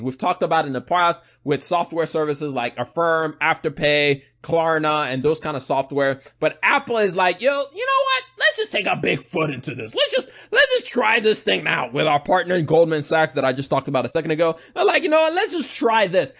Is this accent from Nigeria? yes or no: yes; Nigeria; I'm Nigerian